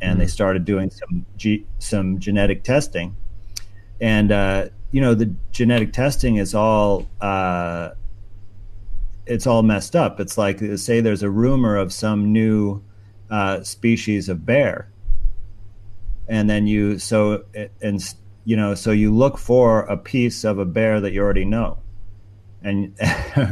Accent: New York, United States; my home state of New York

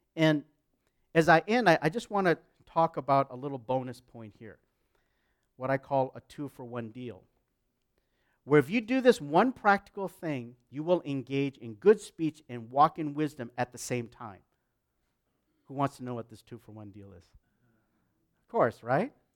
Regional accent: United States; also born or lived in Canada; I'm an American, so I, and Canadian, but I'm an, an American.

